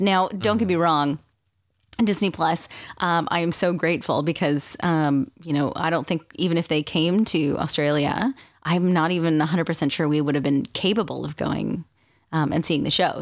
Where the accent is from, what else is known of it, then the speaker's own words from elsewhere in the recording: Canada; being Canadian, it's not like I'm, you know, well versed in American history